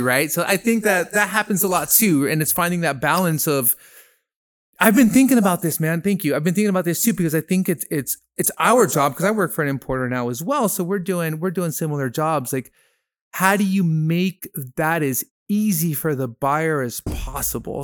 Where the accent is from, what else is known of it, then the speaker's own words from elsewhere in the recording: Peru; moved away as an adult; I grew up in Peru. I'm half Peruvian. I went to high school down there, um, from thirteen to twenty.